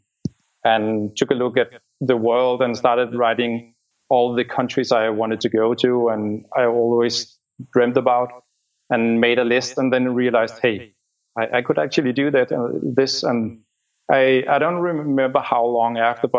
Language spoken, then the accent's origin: English; Denmark; moved away as an adult; also born or lived in Copenhagen; I'm from Denmark.